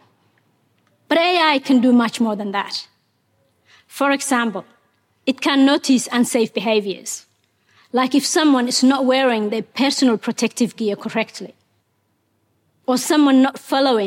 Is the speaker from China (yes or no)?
no; Somalia; English is a second language; moved away as an adult; also born or lived in Mogadishu, Somalia / Kenya; now in Australia; Ethiopia forced us to move to Somalia's capital, Mogadishu